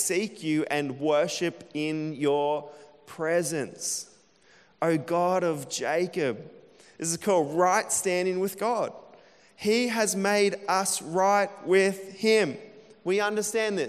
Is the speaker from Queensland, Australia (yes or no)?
yes; Emerald, Queensland, Australia; moved away; When I was a kid growing up in Emerald